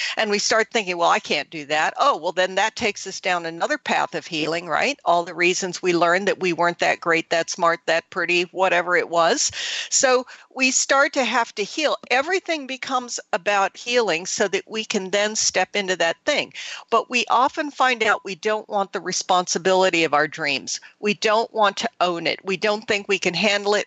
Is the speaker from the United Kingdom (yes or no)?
no; Thailand; moved away; I grew up in Southeast Asia. I grew up in Thailand